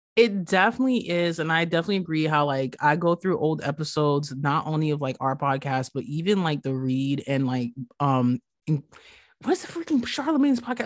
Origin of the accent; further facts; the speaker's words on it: New York, United States; growing up in New York, being plus size